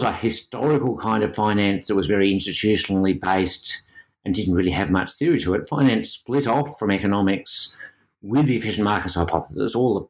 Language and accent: English; Australia; being an Australian gives you a different perspective. Australia has the highest minimum wage in the world in real terms, and yet our labour market in most respects looks very like the US